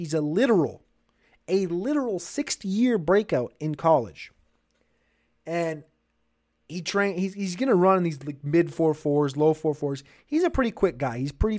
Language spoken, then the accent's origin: English; Minnesota, United States; And growing up in Minnesota, I went to school at the University of North Dakota, not North Dakota State.